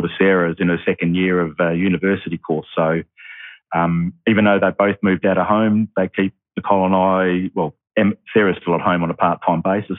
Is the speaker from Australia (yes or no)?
yes; Bassendean, Western Australia, Australia; also born or lived in Mentone, Victoria, Australia; I grew up in Bassendean, still live in Bassendean today, haven't really moved far away.